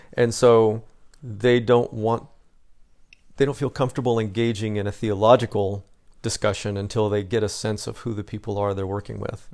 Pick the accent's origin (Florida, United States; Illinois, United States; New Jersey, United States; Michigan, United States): Illinois, United States; Southern; I'm from Southern Illinois, so we were closer to Saint Louis than Chicago